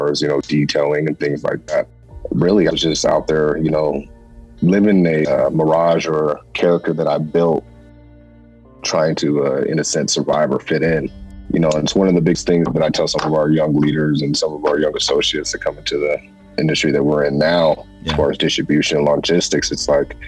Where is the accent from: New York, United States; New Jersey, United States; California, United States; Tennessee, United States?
California, United States; Stockton; I grew up in Stockton, California